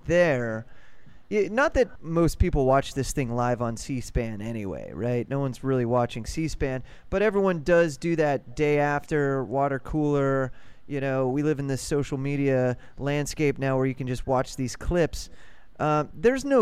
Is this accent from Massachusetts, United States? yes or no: no; Warren, Ohio, United States; now in New York City, United States; I'm from the Cleveland area, a small town called Warren, Ohio